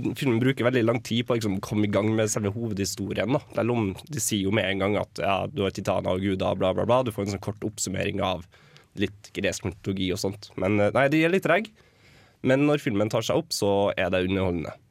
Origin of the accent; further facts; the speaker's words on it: Trondheim, Trøndelag, Norway; Jeg er jo fra Trondheim